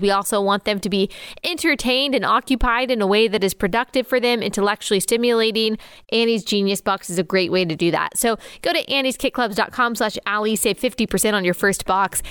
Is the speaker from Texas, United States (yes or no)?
yes; Dallas, Texas, United States; moved away as an adult; also born or lived in South Carolina; I grew up in Dallas, Texas